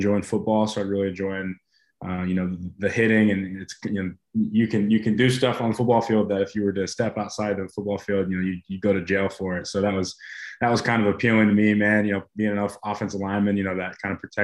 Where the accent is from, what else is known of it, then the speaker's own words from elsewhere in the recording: Abilene, Texas, United States; West Texas kid. I was actually born and raised in Abilene